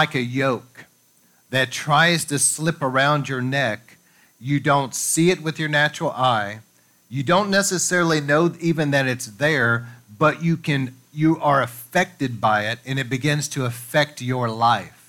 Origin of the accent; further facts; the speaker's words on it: United States; we grew up here in America